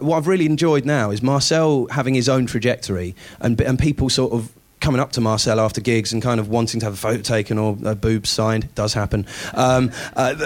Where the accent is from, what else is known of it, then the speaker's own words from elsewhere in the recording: United Kingdom; being a Brit